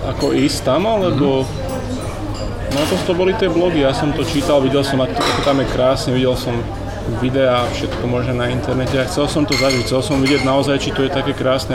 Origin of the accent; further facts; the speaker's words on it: Slovakia; moved away; also born or lived in Asia; keď sa vrátim, že na Slovensko